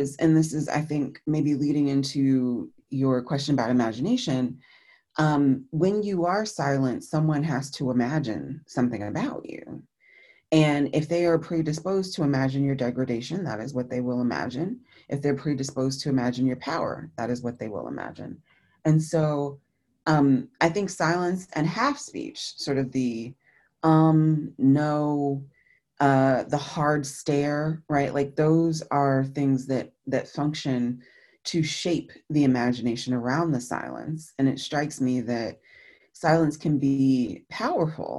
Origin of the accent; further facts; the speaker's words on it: New Jersey, United States; I'm from the Northeastern United States, and from New Jersey in particular